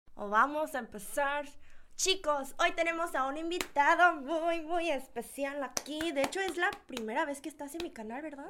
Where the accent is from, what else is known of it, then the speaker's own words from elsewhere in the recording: Mexico; moved away as an adult; now in South Korea; sí vivía ahí por 18 años